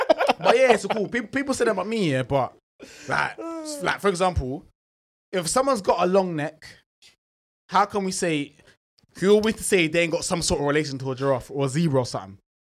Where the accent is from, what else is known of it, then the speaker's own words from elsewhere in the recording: Scotland, United Kingdom; I'm from Scotland, bro.